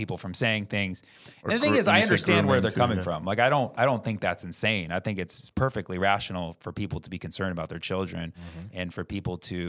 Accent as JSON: {"language": "English", "area": "Bay Area", "region": "California", "country": "United States", "tie": "born or raised there", "said": "growing up in the Bay Area"}